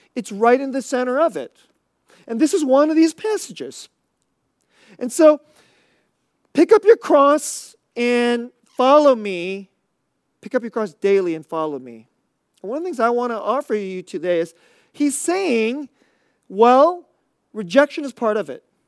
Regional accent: United States; we Americans

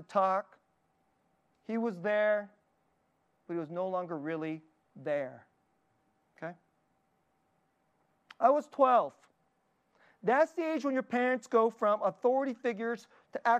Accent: Dallas, Texas, United States; I grew up in Dallas.

